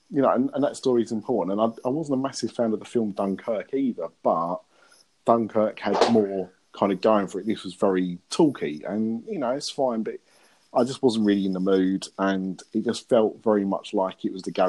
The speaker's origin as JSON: {"language": "English", "region": "East of England", "country": "United Kingdom", "said": "And that's the reason for swearing at her is because we're from Essex."}